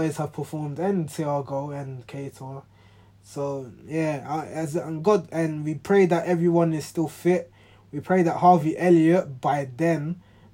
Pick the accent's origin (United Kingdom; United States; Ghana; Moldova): Ghana; I'm Ghanaian